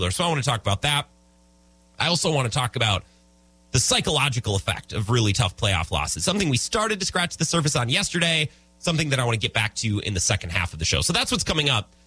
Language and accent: English; Wisconsin, United States; Growing up in Wisconsin